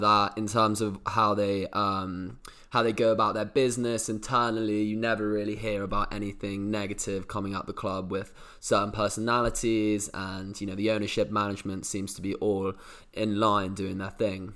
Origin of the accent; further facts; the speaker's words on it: England, United Kingdom; As a Brit